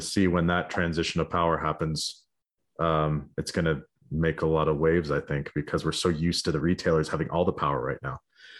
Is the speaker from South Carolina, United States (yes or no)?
no; Arcata, California, United States; You guys know I'm from Humboldt, right? Like I went to Arcata High School.